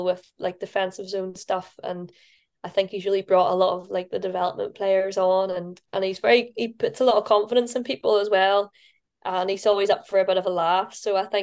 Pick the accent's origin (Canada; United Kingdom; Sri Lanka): United Kingdom; Northern Ireland; moved away as an adult; now in Scotland, United Kingdom; being Northern Irish